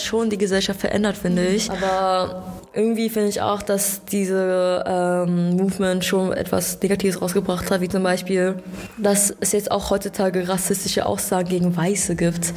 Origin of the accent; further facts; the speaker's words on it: Germany; Ich bin hier in Deutschland geboren. Ich bin in Deutschland aufgewachsen